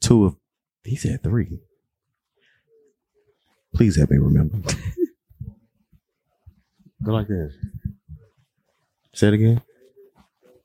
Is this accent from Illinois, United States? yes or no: yes; Chicago, Illinois, United States; I'm from Chicago